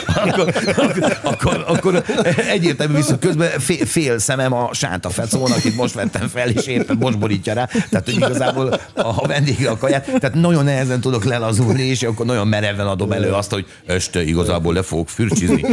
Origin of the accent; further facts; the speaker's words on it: Hungary; igazából Magyarországról jöttem